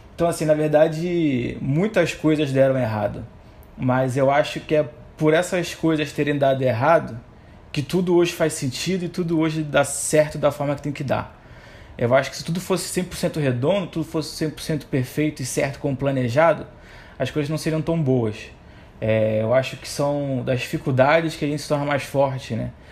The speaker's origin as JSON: {"language": "Portuguese", "region": "Rio de Janeiro", "country": "Brazil", "tie": "born or raised there", "moved": "as an adult", "lives_now": "Recife, Brazil", "said": "sou carioca, nasci no Rio de Janeiro, atualmente moro em Recife há 10 anos"}